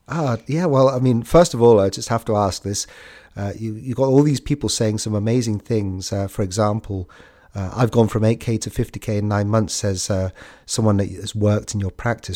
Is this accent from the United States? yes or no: no; United Kingdom; I'm British